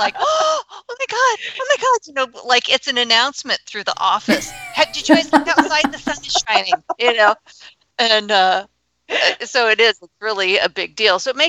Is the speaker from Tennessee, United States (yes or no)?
no; Colorado, United States; moved away as an adult; I grew up in Colorado, lived in Colorado forever